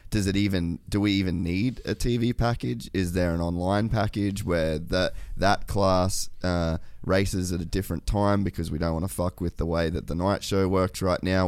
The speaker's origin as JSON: {"language": "English", "country": "Australia", "said": "as an Australian"}